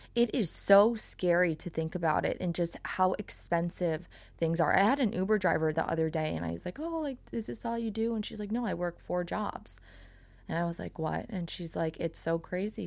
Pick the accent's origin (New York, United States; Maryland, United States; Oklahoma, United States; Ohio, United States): New York, United States; Long Island; now in South Florida, United States; I'm from Long Island.